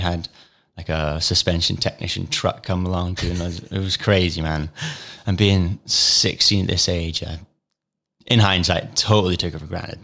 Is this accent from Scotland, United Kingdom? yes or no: yes; Fife, Scotland, United Kingdom; moved away as an adult; also born or lived in Cupar; now in Peebles, United Kingdom; Fife born and raised